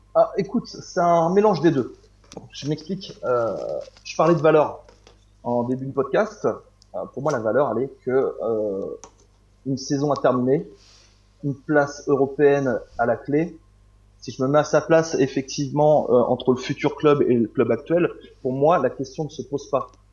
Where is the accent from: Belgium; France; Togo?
France; Normandy; je suis de Normandie